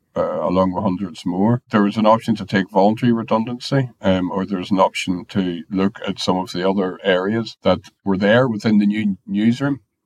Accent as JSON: {"language": "English", "country": "Ireland", "said": "I'm Irish"}